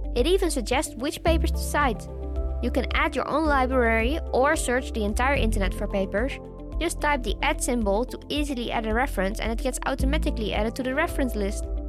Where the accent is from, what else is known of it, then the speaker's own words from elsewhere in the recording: Australia; as Australian scientists